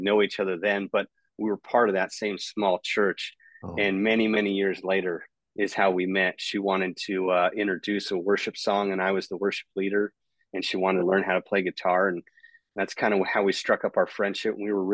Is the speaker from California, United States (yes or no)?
yes; Escondido, California, United States; also born or lived in San Marcos, California; I was born in Escondido, California, really born and raised. Almost all of my life has been there